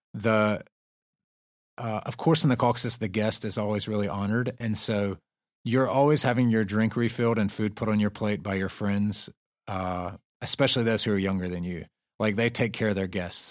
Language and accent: English; the South, United States; I'm from the South